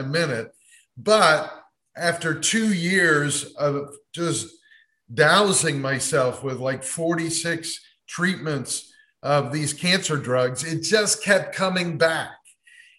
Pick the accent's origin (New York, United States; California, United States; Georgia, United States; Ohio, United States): Ohio, United States; Cleveland; moved away; also born or lived in Dayton, Ohio; the Cleveland Clinic, my hometown, which was 3.5 hours from Dayton, Ohio, where I was